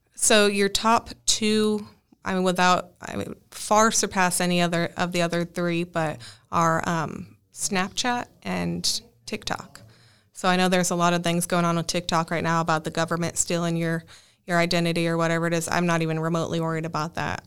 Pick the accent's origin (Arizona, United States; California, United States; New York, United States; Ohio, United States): Arizona, United States; Northern; moved away as an adult; also born or lived in Dallas, Texas; I am from Northern Arizona, where I worked as a structural and wildland firefighter for the last ten years